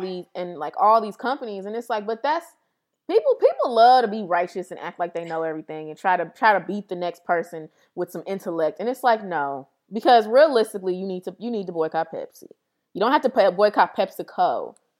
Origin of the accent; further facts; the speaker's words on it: St. Louis, Missouri, United States; we're from Saint Louis